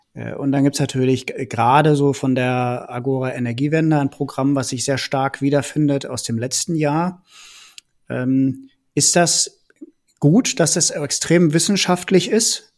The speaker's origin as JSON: {"language": "German", "town": "Bergisch Gladbach", "region": "North Rhine-Westphalia", "country": "Germany", "tie": "born or raised there", "also_born_or_lived": "Cologne", "said": "Ich bin ja selber in Bergisch Gladbach groß geworden und habe dann in Köln studiert"}